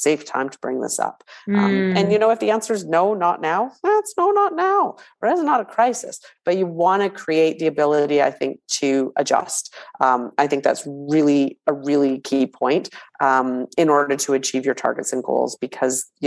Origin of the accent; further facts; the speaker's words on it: Canada; we're Canadian